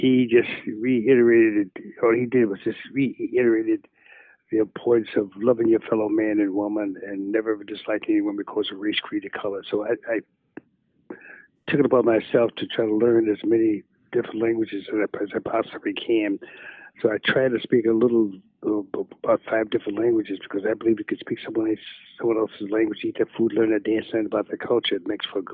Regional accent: Chicago, Illinois, United States; I'm from Chicago

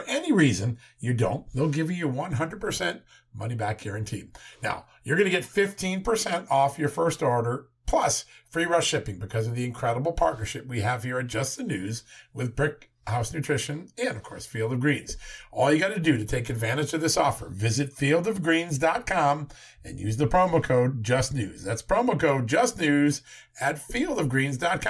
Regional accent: Virginia, United States; the great state of Virginia, my home state

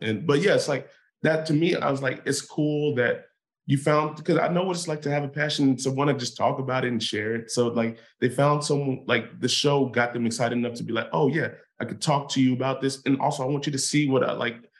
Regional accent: Inglewood, California, United States; when I grew up in Inglewood

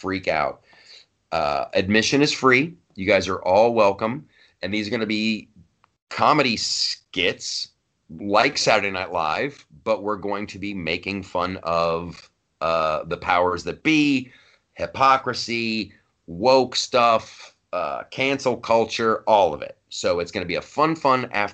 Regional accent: Ohio, United States; also born or lived in Los Angeles; now in New York, United States; I grew up in Ohio

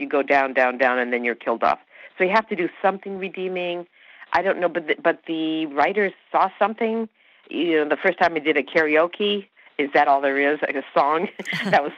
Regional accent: Canada; first language Hungarian; I grew up, we spoke Hungarian at home. That was our first language, and English. I was brought up in Canada

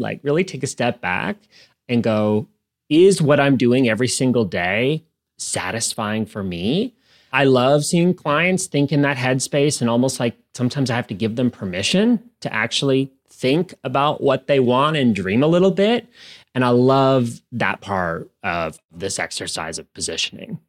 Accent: Canada; moved away as an adult; also born or lived in United States; I am originally from Canada

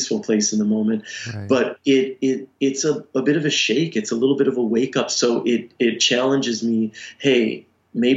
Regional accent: Detroit, Michigan, United States; I grew up in the Detroit area, and in high school there was this radio show

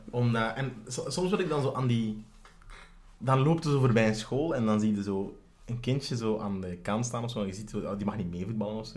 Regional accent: Sint-Niklaas, Flanders, Belgium; ik ben opgegroeid in Sint-Niklaas

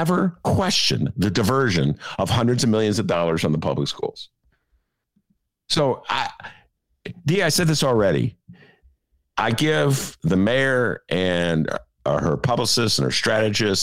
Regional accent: Chicago, Illinois, United States; I'm a Chicagoan

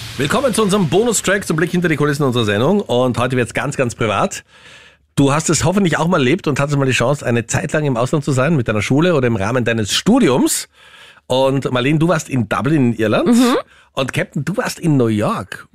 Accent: Austria; als Österreicher

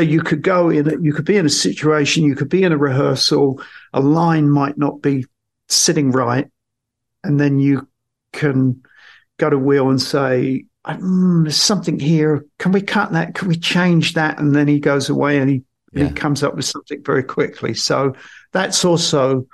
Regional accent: England, United Kingdom

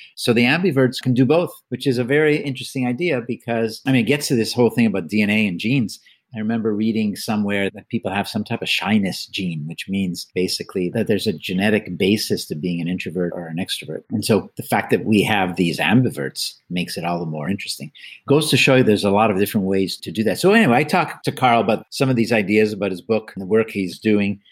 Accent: Canada; moved away; I'm Canadian by birth as well

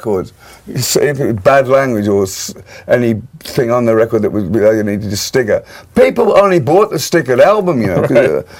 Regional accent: Birmingham, West Midlands, United Kingdom; born or raised there

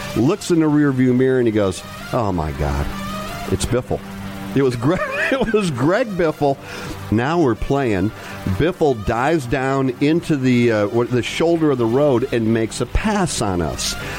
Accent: Grand Rapids, Michigan, United States; I'm from Grand Rapids

